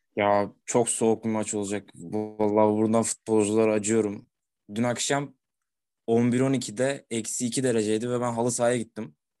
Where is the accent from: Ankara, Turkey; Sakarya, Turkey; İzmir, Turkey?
Sakarya, Turkey; Kendi memleketimin takımı